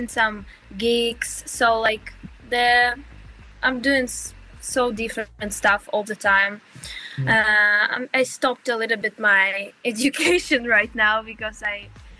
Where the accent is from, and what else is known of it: Zaporizhzhia, Zaporizhzhia Oblast, Ukraine; born or raised there; English is a second language; moved away as an adult; now in Sweden